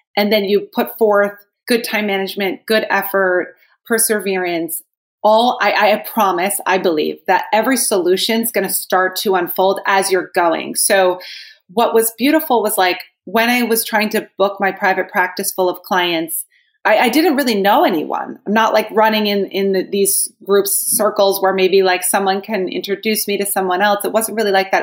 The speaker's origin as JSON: {"language": "English", "region": "New Jersey", "country": "United States", "tie": "born or raised there", "said": "I am from New Jersey, and I would say that I was very blessed in the sense that most of my childhood was filled with people who loved me"}